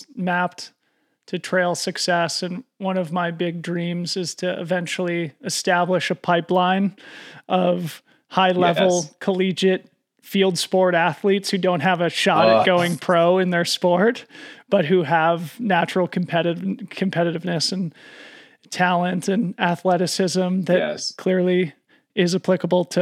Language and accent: English; Boulder, Colorado, United States; now in Marin, United States; I'm from Boulder